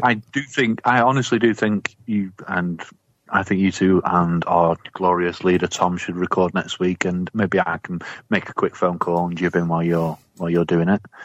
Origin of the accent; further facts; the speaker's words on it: Manchester, North West England, United Kingdom; I'm from Manchester